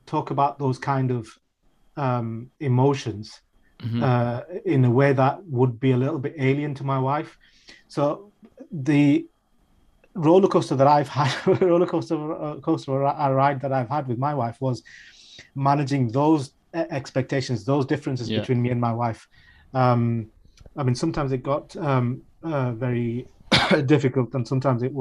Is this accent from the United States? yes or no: no; Sheffield, Yorkshire and the Humber, United Kingdom; a British Bengali raised in Sheffield